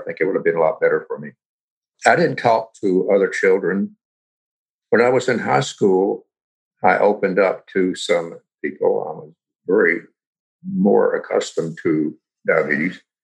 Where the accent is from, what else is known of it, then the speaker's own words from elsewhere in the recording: Roanoke, Virginia, United States; now in Kingston, United States; I live in Kingston, New York but I was born in 1939 in Roanoke, Virginia